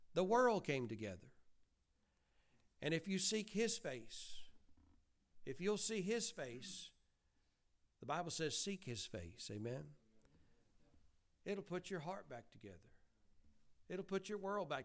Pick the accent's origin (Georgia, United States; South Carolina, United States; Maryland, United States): Georgia, United States; Bowden; We are from Georgia